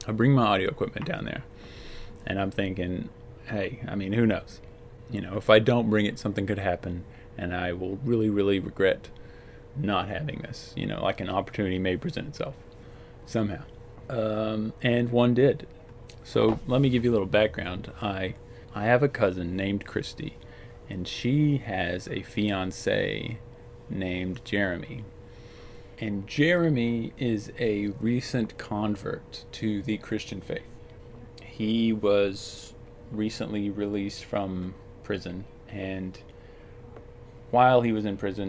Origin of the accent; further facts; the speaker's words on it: Azle, Texas, United States; also born or lived in Fort Collins, Colorado; now in Seattle, United States; I take a trip back to Texas to visit my family, back to good old Azle, Texas